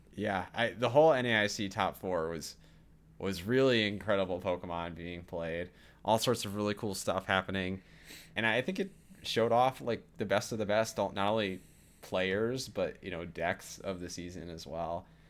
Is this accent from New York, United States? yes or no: no; Wisconsin, United States; I was in my home state of Wisconsin